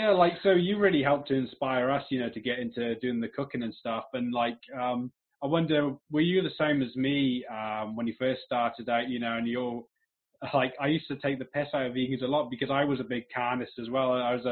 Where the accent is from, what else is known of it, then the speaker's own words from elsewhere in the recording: Bwlch, Wales, United Kingdom; moved away; I'm Welsh originally as well. I grew up in the Brecon Beacons, a little village of Bulch.